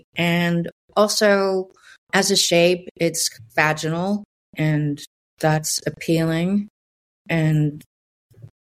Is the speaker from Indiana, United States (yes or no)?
yes; Southern Indiana, United States; I was born in Southern Indiana